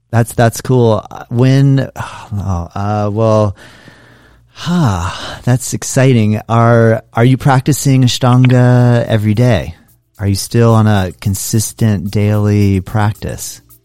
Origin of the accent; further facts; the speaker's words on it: Florida, United States; I'm from Florida, so it rains here